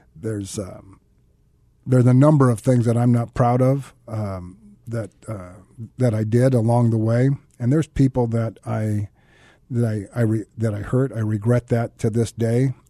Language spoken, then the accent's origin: English; Santa Clara, California, United States; I grew up in Santa Clara, California.